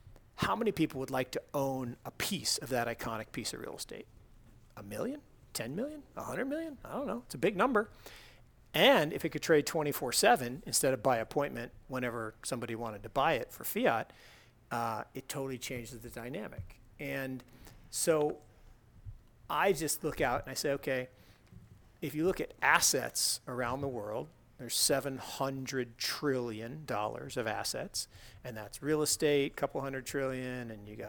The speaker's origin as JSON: {"language": "English", "region": "Pacific Northwest", "country": "United States", "tie": "born or raised there", "said": "I grew up with Sasquatch. Come on, I grew up in the Pacific Northwest."}